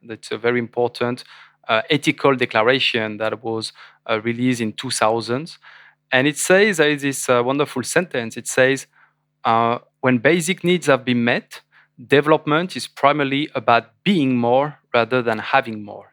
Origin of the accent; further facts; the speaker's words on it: France; I was French